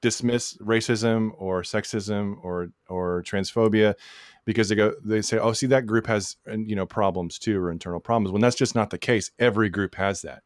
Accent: Texas, United States; we're both from Texas, so the Bible comes up a lot

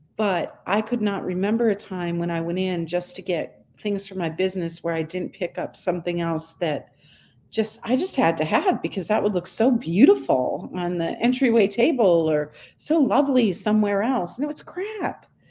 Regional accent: Northeast, United States; now in Charleston, United States; I grew up in the Northeast

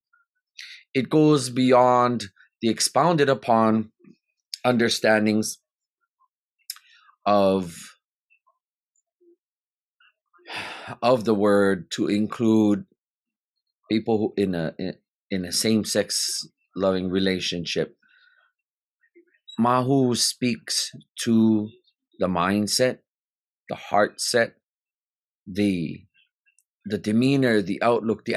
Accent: Hawaii, United States; As Kanaka, as a Hawaiian

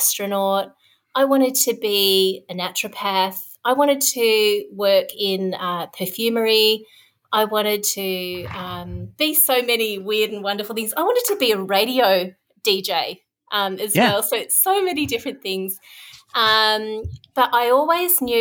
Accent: Darwin, Northern Territory, Australia; moved away as an adult; also born or lived in Victoria, Australia; I grew up in Darwin, which is in the Northern Territory, right at the top of Australia, in the tropics

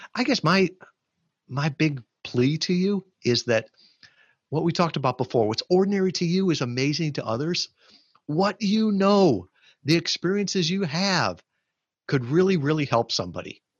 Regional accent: Chicago, Illinois, United States; moved away; I grew up in the Chicagoland area

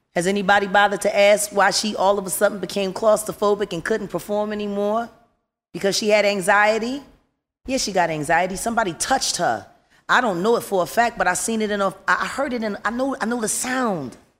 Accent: Philadelphia, Pennsylvania, United States; I'm from North Philly.

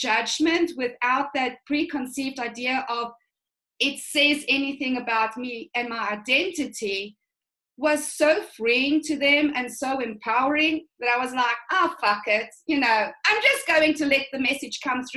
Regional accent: South Africa; I come from a really conservative upbringing. So I'm from the Afrikaans culture

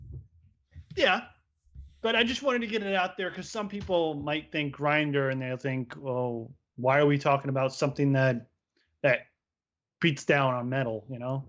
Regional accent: Pennsylvania, United States; I grew up in Pennsylvania

